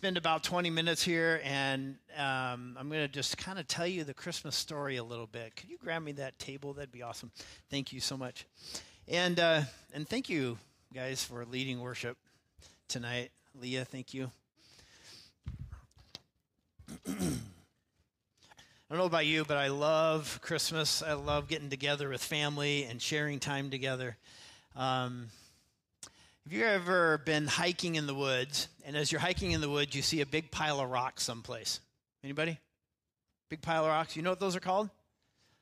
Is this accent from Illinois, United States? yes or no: no; Idaho, United States; now in Seattle, United States; we grew up in Idaho